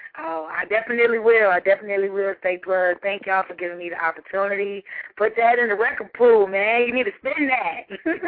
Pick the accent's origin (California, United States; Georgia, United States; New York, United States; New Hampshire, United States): Georgia, United States; Decatur; I'm from Decatur, Georgia.